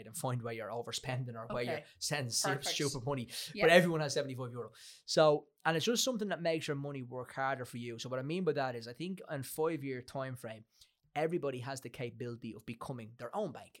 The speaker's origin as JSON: {"language": "English", "country": "Ireland", "tie": "born or raised there", "said": "We're growing up in Ireland"}